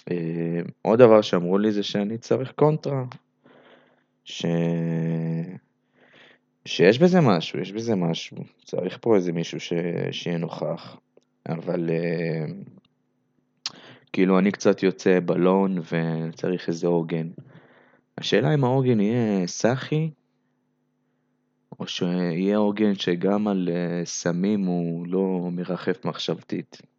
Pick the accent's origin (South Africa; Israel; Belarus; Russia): Belarus; אז אה, קודם כל אני לא רוסי, אני בלרוסי, בסדר?